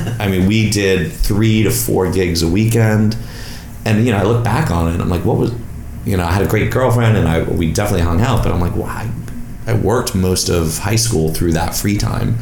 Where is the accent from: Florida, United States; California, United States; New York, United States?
New York, United States; moved away as an adult; also born or lived in Virginia; growing up in New York